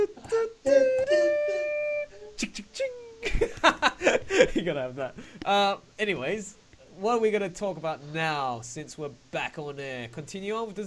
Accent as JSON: {"language": "English", "country": "Australia", "said": "I'm from Australia"}